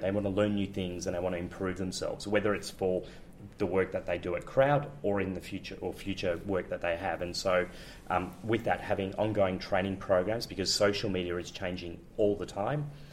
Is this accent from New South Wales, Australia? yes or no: no; Melbourne, Victoria, Australia; moved away as an adult; now in Amsterdam, Netherlands; I'm originally from Melbourne. I'm a Melbourne boy, uh, in fact, from uh, Richmond.